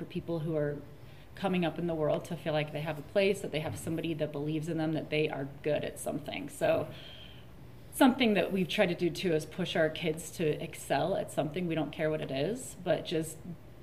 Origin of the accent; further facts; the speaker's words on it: Layton, Utah, United States; also born or lived in Logan, Utah; I'm from Utah. I grew up in Davis County area, Layton, Utah